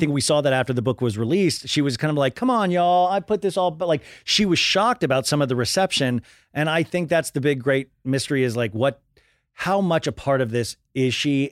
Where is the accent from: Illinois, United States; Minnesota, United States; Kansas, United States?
Kansas, United States; I grew up in Kansas